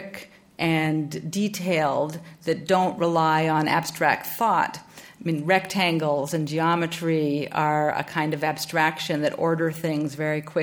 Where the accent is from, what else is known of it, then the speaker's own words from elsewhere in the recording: Vancouver, British Columbia, Canada; also born or lived in New Haven; now in Chicago, United States; growing up in Vancouver in Canada